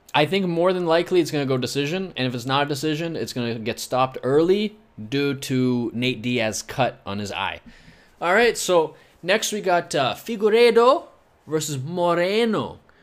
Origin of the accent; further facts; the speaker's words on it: Scotland, United Kingdom; I'm Scottish